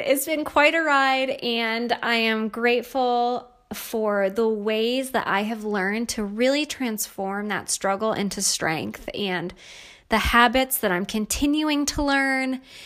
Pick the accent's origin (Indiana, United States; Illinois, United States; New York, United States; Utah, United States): New York, United States; moved away as an adult; also born or lived in Pittsburgh, Pennsylvania / Virginia Beach, Virginia; I grew up in New York State and a beautiful area of New York, right on the lake, and, uh, really had a pretty typical childhood